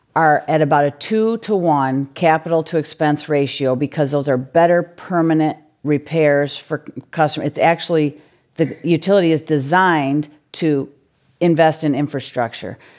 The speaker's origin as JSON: {"language": "English", "region": "Michigan", "country": "United States", "tie": "born or raised there", "moved": "as an adult", "lives_now": "California, United States", "said": "a C E O of a utility in Michigan. Uh, actually in my hometown"}